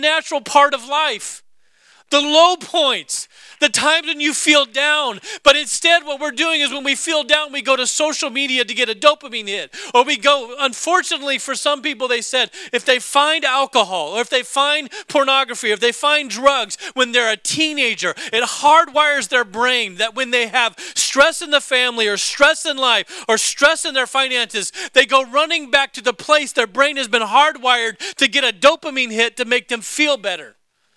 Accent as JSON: {"language": "English", "region": "Alaska", "country": "United States", "tie": "born or raised there", "said": "my home state, Alaska"}